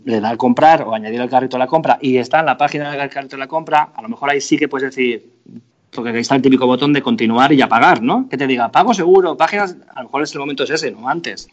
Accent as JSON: {"language": "Spanish", "country": "Spain", "said": "todos los españoles tenemos una empresa eléctrica en casa"}